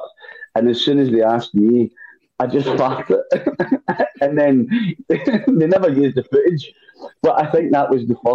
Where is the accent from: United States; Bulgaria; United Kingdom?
United Kingdom; Edinburgh, Scotland; I'm Scottish. I'm from Edinburgh.